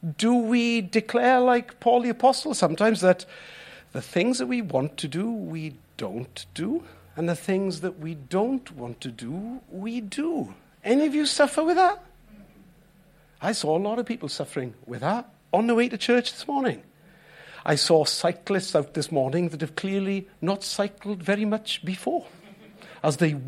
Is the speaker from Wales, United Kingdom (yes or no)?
yes; Wales, United Kingdom; us as Welsh people